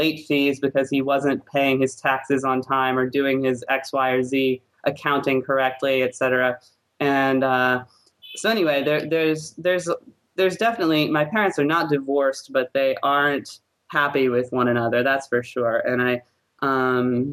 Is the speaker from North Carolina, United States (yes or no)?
no; New Orleans, Louisiana, United States; my parents normally live in New Orleans, which is my hometown